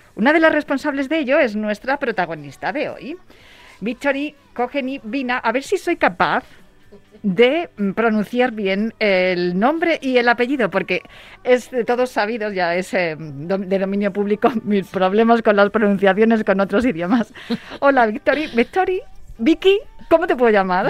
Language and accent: Spanish; Spain; aquí en España